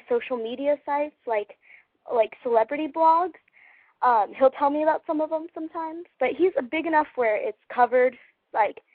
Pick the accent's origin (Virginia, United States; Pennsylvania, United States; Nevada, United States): Nevada, United States; Las Vegas; I'm from Las Vegas, Nevada, so that's where this call is